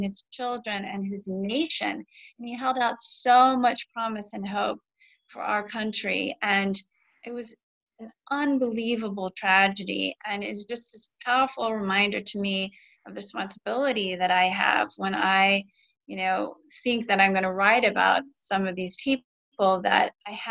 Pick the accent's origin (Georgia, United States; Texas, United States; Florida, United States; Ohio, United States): Ohio, United States; Lexington; moved away; I'm from Ohio originally, Lexington